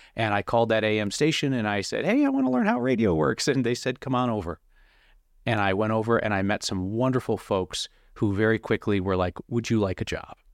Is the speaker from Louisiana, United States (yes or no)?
no; Rochester, New York, United States; moved away as an adult; now in Denver, United States; I worked two years in Rochester, and then I wasn't really sure where my path was gonna go, whether I wanted to be in my hometown for the rest of my life